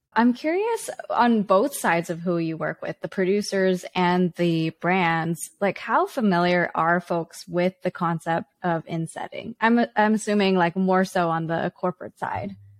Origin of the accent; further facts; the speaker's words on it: Vancouver, British Columbia, Canada; Vancouver, Canada, my hometown